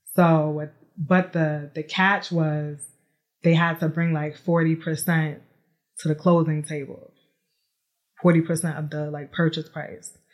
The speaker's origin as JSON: {"language": "English", "town": "New York City", "region": "New York", "country": "United States", "tie": "born or raised there", "moved": "yes", "lives_now": "Atlanta, United States", "said": "I am from New York City, born and raised, but now I reside in Atlanta, Georgia"}